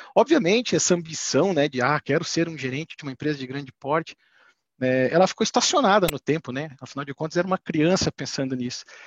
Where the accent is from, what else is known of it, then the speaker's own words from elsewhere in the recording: Curitiba, Paraná, Brazil; Eu sou natural de Curitiba, tenho 38 anos